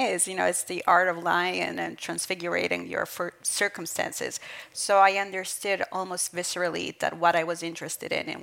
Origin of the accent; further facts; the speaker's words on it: Southern Italy, Italy; also born or lived in Brooklyn, New York, United States; since I was 6 years old, because I moved with my mother from Brooklyn to this small village in southern Italy